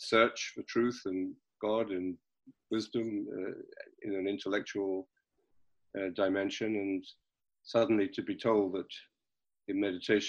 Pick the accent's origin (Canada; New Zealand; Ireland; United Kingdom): United Kingdom; London; I was born and brought up in London